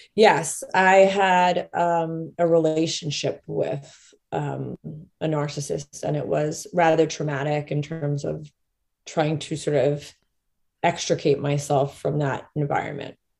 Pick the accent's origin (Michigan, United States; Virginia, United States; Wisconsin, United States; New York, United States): New York, United States; Rockland County; I grew up in Rockland County, New York